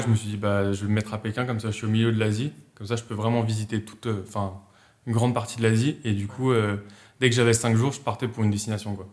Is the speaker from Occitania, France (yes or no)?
no; Habsheim, Alsace, Grand Est, France; je suis euh, d'Apsheim comme, euh, comme on a dit en Alsace